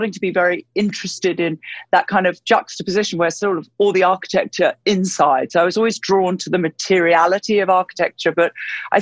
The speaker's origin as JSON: {"language": "English", "region": "London", "country": "United Kingdom", "tie": "born or raised there", "said": "I was born in London, in the UK, and I grew up essentially in London"}